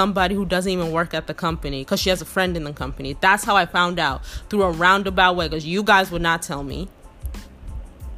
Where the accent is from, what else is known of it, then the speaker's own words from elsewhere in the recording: Texas, United States; I'm from Texas